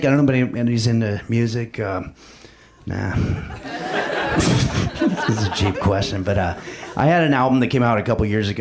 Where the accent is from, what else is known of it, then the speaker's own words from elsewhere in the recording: Los Angeles, California, United States; I'm actually from Los Angeles